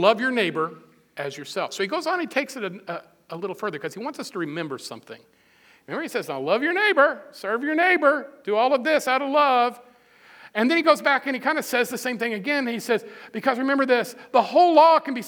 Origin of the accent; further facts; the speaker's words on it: Midwest, United States; I'm a Midwesterner. We're kind of plain spoken